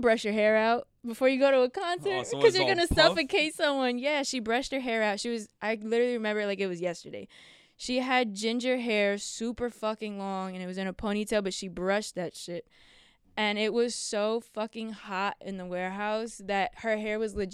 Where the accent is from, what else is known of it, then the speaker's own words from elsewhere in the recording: Houston, Texas, United States; moved away as an adult; also born or lived in Secaucus, New Jersey; now in upstate New York, United States; when I was about 3 or 4 years old, I moved to Houston, Texas